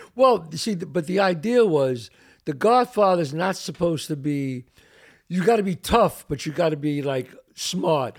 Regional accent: New York City, New York, United States; the suffering and the trials and tribulations that I had growing up the Bronx

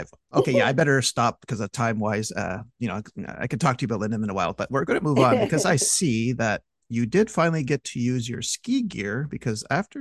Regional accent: England, United Kingdom; I'm English

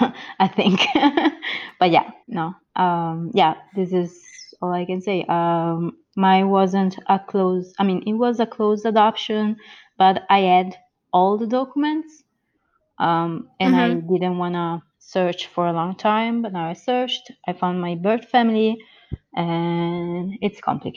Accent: near Turin, Piedmont, Italy; English is a second language; also born or lived in Georgia, United States; I'm an adoptee from the U.S. I was born in Georgia in the 1990 and adopted to an Italian family in Italy. So I grew up there in the northern side, west side, actually.

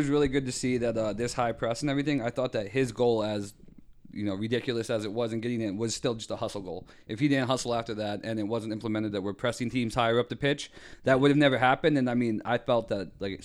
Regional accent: New England, United States; moved away; growing up in New England

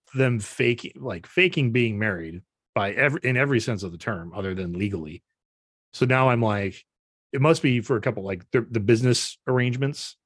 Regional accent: Brodhead, Wisconsin, United States; moved away; go down to my hometown

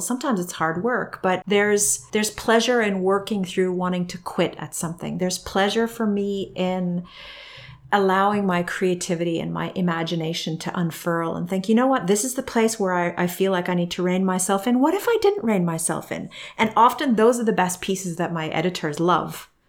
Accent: Canada; moved away; growing up in Canada

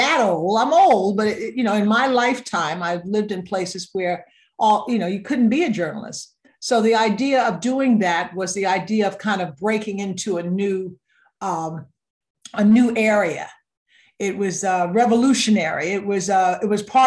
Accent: Little Rock, Arkansas, United States; now in Boston, United States; I grew up in Little Rock, Arkansas, at a time when Martin Luther King was just beginning

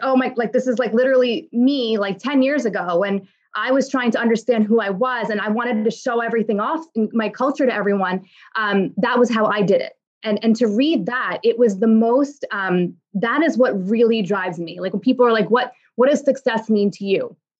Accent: New York, United States; I'm a daughter of immigrants, and I was born and raised in New York

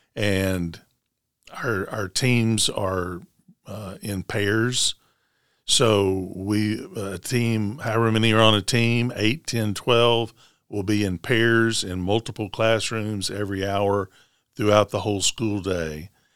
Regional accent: Smyrna, Tennessee, United States; moved away as an adult; also born or lived in Canada / Nashville; I'm from Middle Tennessee, from Rutherford County, graduate, graduate of Smyrna High School

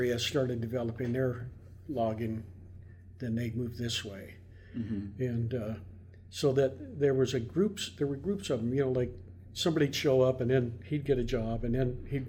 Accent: Seattle, Washington, United States; also born or lived in Darrington, Washington; I grew up in Ballard

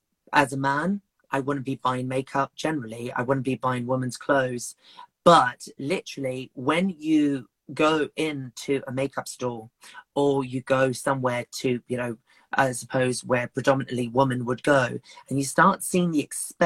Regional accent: Zimbabwe; now in Kent, United Kingdom; I come from Zimbabwe in Africa originally, and living in Africa where it's illegal to be gay

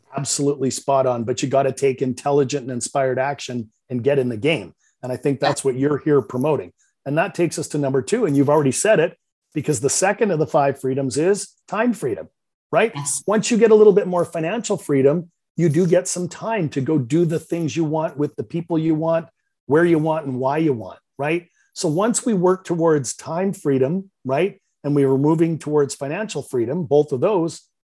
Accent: Vancouver, British Columbia, Canada; accent: Canadian; I'm from Vancouver, Canada. You might detect a little bit of a Canadian accent

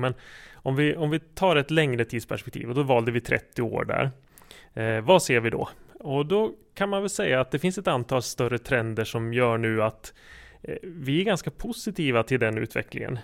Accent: Jämtland, Sweden; moved away as an adult; also born or lived in Uppsala; jag är uppvuxen här i Jämtland men har bott i Uppsala eh, lång tid av mitt liv

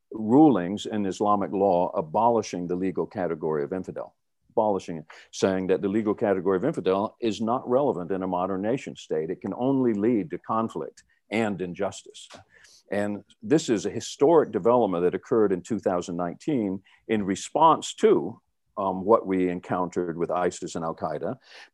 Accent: North Carolina, United States; I'm from North Carolina, and you know, we have a saying

